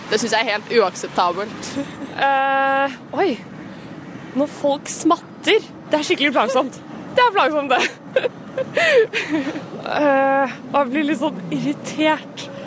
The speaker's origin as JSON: {"language": "Norwegian", "town": "Bergen", "region": "Vestland", "country": "Norway", "said": "Jeg er fra Bergen, vet du."}